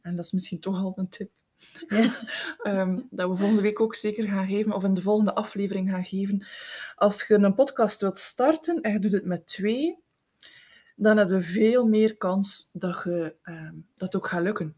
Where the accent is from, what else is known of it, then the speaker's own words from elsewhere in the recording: Eeklo, Flanders, Belgium; ik ben van het Meetjesland. Ik ben geboren en getogen in Eeklo